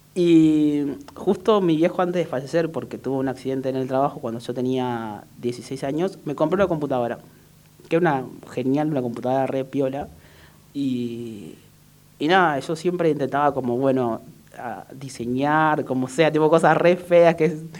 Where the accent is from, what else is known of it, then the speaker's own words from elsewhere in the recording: Córdoba, Argentina; moved away as an adult; also born or lived in Salta / Buenos Aires; nací en Salta, pero la verdad que me crié en Córdoba, entonces me considero más cordobés que otra cosa. No tengo mucha tonada, pero por ahí cuando me enojo me sale bastante